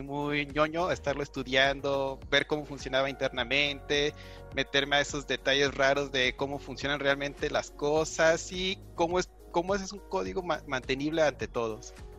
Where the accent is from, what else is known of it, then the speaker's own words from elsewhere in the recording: Guadalajara, Jalisco, Mexico; soy de aquí de Guadalajara